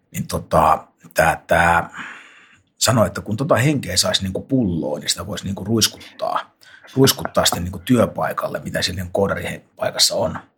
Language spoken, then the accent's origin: Finnish; Finland; jossain Poskarassa, mistä mä tosiaan kotoisin